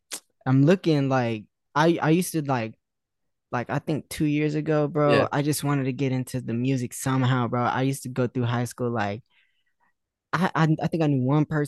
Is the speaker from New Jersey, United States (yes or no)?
no; Las Vegas, Nevada, United States; I'm from Vegas, bro. It's crazy because nobody really in this kind of space is from Vegas. I'm the only person that I know from Vegas.